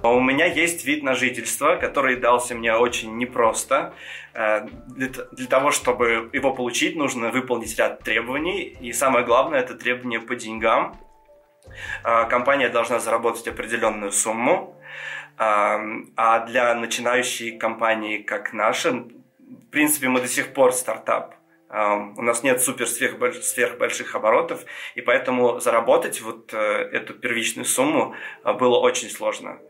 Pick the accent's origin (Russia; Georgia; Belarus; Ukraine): Georgia; first language Georgian; Russian is a second language; я грузин